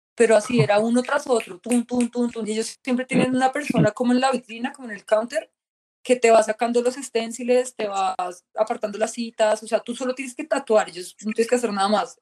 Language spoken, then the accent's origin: Spanish; Colombia; moved away as an adult; now in Australia; yo soy de Colombia